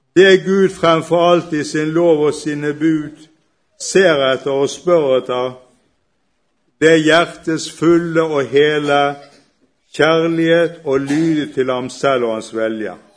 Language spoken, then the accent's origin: Norwegian; Bergen, Vestland, Norway; accent: Bergen dialect; skjønner dere sikkert med en gang hvor jeg kommer fra pga. dialekten. Jeg kommer fra Bergen